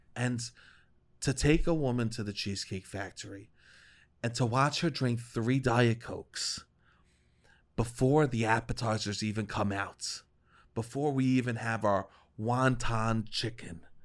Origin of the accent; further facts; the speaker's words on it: United States; now in Brooklyn, United States; I'm a boy that grew up in the suburbs and that went to chain restaurants